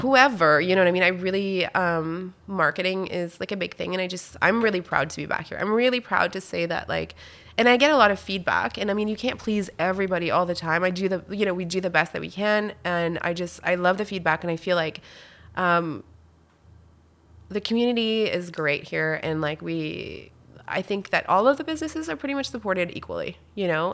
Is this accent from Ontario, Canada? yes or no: no; Wakefield, Quebec, Canada; first language French; English is a second language; moved away as an adult; also born or lived in Val-d'Or, Quebec / Whistler, British Columbia; I grew up in Wakefield